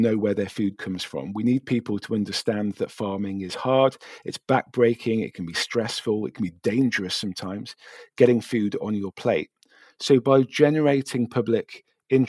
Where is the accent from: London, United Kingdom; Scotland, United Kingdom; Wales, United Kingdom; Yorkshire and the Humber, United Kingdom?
Yorkshire and the Humber, United Kingdom; Thirsk; I'm from Thirsk in North Yorkshire, which is the home of James Herriot and All Creatures Great and Small